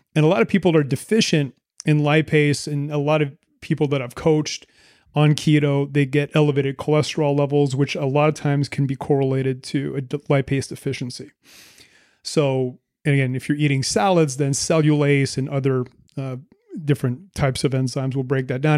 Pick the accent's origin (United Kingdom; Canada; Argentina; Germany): Canada; Moncton, New Brunswick; moved away as an adult; also born or lived in Vancouver; We're both from the East Coast of Canada, Moncton, New Brunswick.